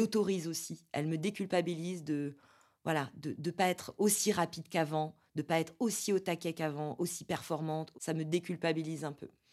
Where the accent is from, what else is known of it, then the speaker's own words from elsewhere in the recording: Corsica, France; now in Paris, France; moi, je suis moitié italienne, euh, j'ai grandi en Corse